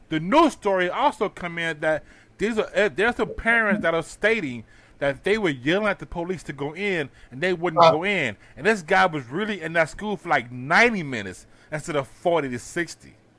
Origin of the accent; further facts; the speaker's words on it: Houston, Texas, United States; I'm from Houston